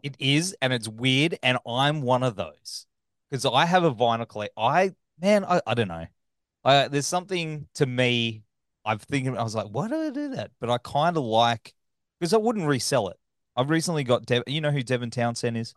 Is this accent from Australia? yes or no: yes; Australia; accent: Australian; my backwards australian accent